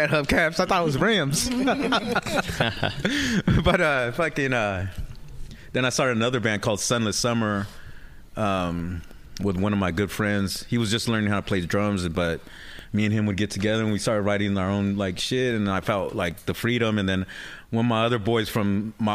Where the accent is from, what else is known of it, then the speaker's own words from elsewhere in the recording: San Jose, California, United States; also born or lived in Modesto; I was born and raised in San Jose. And then after high school, I moved to Modesto